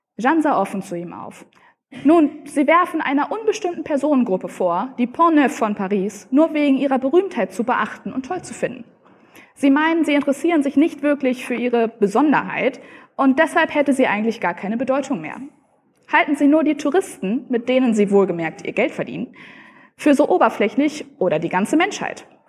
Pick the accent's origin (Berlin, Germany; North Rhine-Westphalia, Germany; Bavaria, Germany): North Rhine-Westphalia, Germany; near Münster; ich komme aus der Nähe von Münster